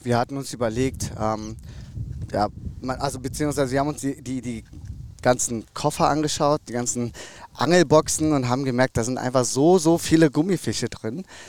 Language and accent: German; North Rhine-Westphalia, Germany; ich bin aufgewachsen in NRW